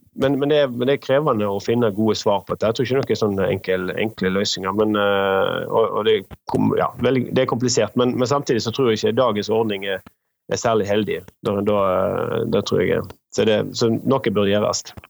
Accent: Western Norway, Norway; jeg kommer fra Vestlandet, som en kanskje hører, og er da vokst opp med industri rundt, rundt meg

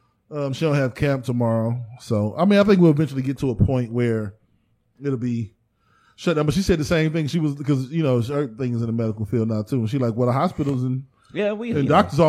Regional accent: United States; We identify as Americans, because we was born in America.

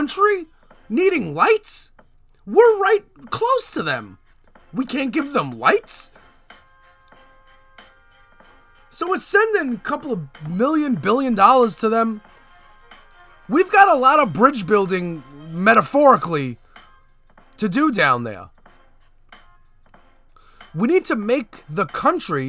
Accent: New York City, New York, United States; now in Staten Island, United States; I'm proud to be from Canarsie. That's where I grew up.

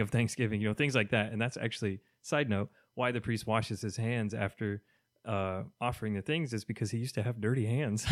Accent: Kentucky, United States; now in Miami, United States; I am from Kentucky, so I'm gonna be missing my southern foods

